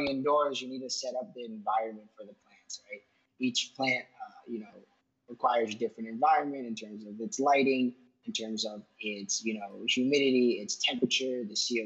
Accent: Miami, Florida, United States; also born or lived in Pittsburgh; I was born and raised in Miami, Florida

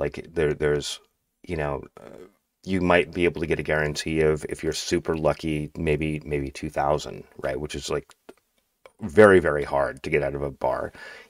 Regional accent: Seattle, Washington, United States; So, I'm primarily from Seattle, I guess. I mean, I've been in and out of here for longer than I care to admit, like 35 years.

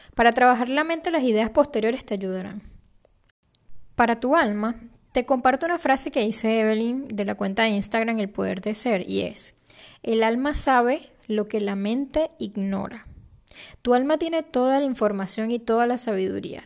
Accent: Venezuela

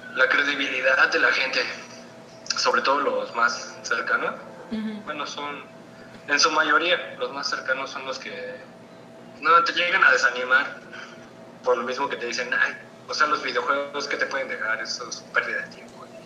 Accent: San Juan del Río, Querétaro, Mexico; yo soy de Sajón del Río, Querétaro

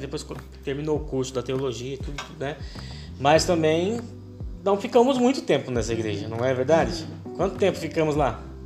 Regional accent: São Paulo, Brazil; nós somos de São Paulo

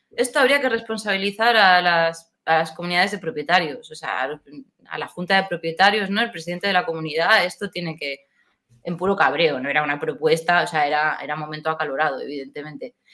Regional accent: Seville, Andalusia, Spain; yo soy de Sevilla, aunque no lo parezca por mi acento, porque se me pegan mucho los acentos

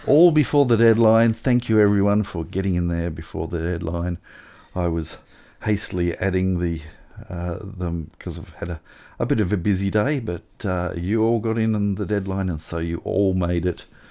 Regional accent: Tasmania, Australia; I grew up in Tasmania

